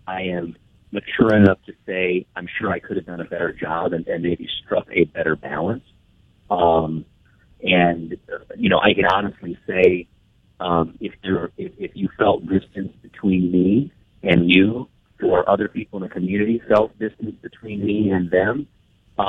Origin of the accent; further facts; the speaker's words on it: Peoria, Illinois, United States; I've been a Peoria guy my whole life